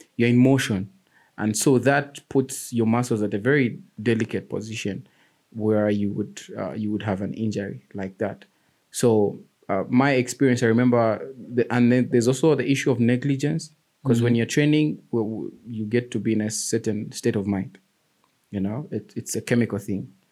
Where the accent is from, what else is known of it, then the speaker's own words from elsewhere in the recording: Lusaka, Lusaka Province, Zambia; I grew up in Lilanda, George Compound.